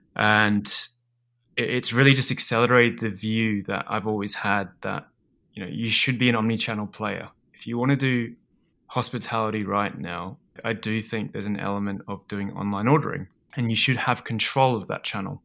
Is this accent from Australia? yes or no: yes; Australia; moved away as an adult; also born or lived in Edinburgh, Scotland; I grew up in Australia, uh, and sort of, well, I was born in Edinburgh and, and I moved over to, to Australia when my, my dad